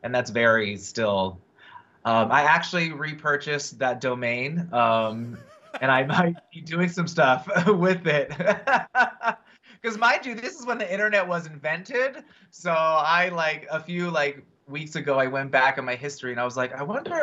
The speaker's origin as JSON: {"language": "English", "town": "Riverside", "region": "California", "country": "United States", "tie": "born or raised there", "also_born_or_lived": "Orange County, California / London", "moved": "as an adult", "said": "I was born and raised in California, in Riverside, California, the Inland Empire."}